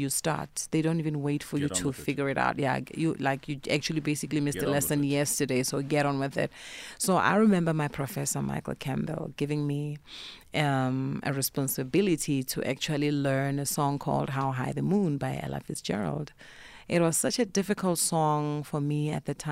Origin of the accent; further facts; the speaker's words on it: Polokwane, Limpopo, South Africa; moved away; also born or lived in Cape Town; I grew up in Polokwane